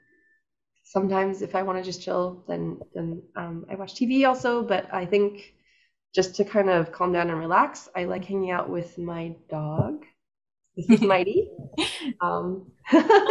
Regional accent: Ames, Iowa, United States; now in New York, United States; I grew up in Ames, Iowa, which is definitely, I think, what most people in New York would consider the countryside.

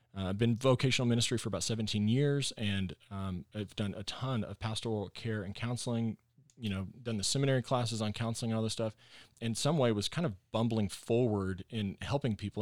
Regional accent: Texas, United States; moved away as an adult; also born or lived in Arkansas / Northwest Arkansas; I am a Texan

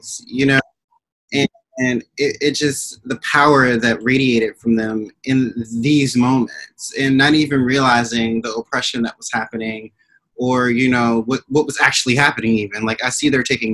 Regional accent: Maryland, United States; moved away as an adult; also born or lived in New York; So, you know, I grew up in Maryland. I moved to New York in 2012

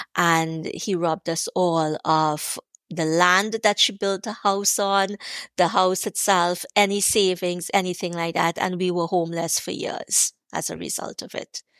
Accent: Trinidad & Tobago; growing up in Trinidad, growing up poor

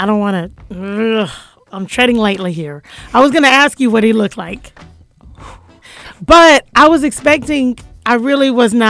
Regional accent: Duval County, Florida, United States; I'm from Duval County.

